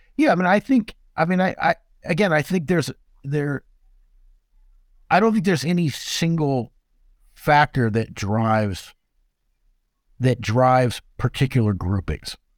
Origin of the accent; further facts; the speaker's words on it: Southern California, United States; I grew up in Southern California